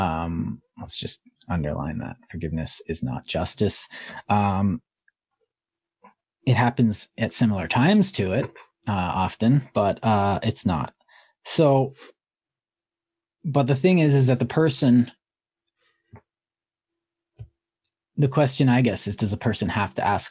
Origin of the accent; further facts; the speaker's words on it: Canada; I'm Canadian.